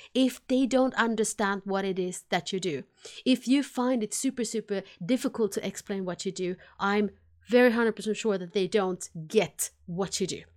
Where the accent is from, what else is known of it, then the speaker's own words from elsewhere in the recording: Finland; accent: combination of Finnish and Swedish; English is a second language; now in Sweden; I am based in Sweden. I am from Finland originally, so that's why my funny accent is a combination of Finnish and Swedish